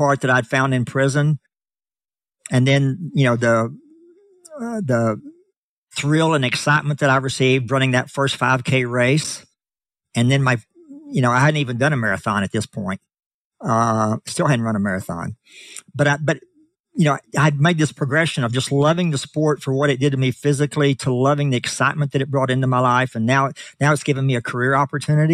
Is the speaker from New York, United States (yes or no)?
no; Abilene, Texas, United States; moved away as an adult; also born or lived in Kansas City; being born and raised in Abilene, Texas, I was a lifelong Texan in my mind and heart.